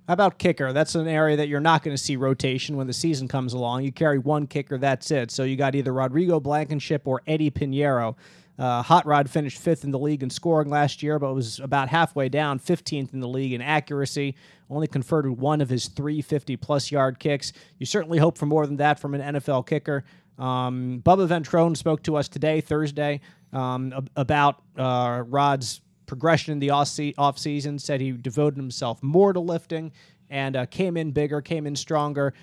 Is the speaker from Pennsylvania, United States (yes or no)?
yes; Philadelphia, Pennsylvania, United States; my hometown